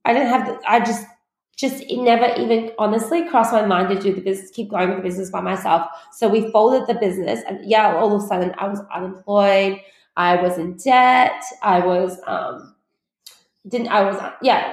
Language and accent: English; Australia; also born or lived in China; We moved to Australia from China when I was 8